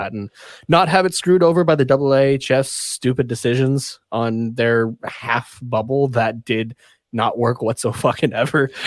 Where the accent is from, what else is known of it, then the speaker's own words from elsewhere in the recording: Canada; being a Canadian